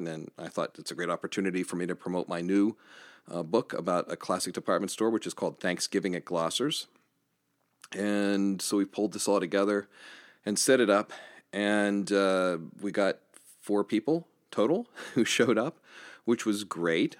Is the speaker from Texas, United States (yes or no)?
no; Johnstown, Pennsylvania, United States; here in, uh, my hometown of Johnstown, Pennsylvania